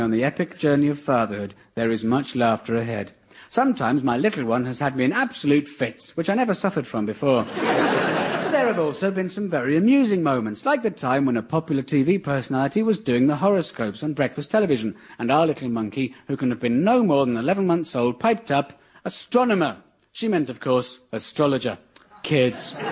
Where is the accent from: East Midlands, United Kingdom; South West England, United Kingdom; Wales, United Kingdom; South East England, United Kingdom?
South East England, United Kingdom; near Aldershot; I grew up near Aldershot, home of the British Army.